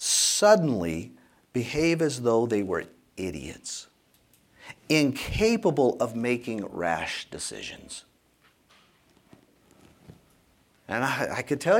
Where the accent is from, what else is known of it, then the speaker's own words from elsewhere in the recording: South Louisiana, United States; Growing up in South Louisiana, when I was taking my driver's ed course, so that was in 1980